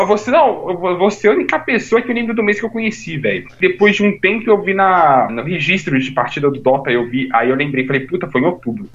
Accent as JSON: {"language": "Portuguese", "region": "São Paulo", "country": "Brazil", "said": "me sinto tão orgulhoso de ser paulista agora"}